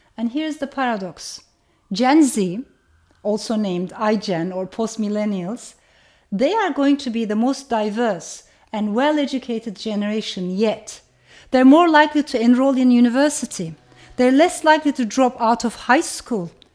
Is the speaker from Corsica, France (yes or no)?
no; Strasbourg, Grand Est, France; I was born in France. Our first house in Strasbourg was a flat in a tower block